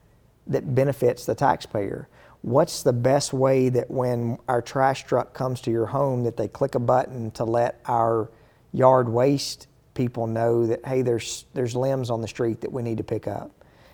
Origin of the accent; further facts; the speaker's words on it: Monteagle, Tennessee, United States; I'm a country guy. I grew up in Mont Eagle. I grew up in mainly a very rural area.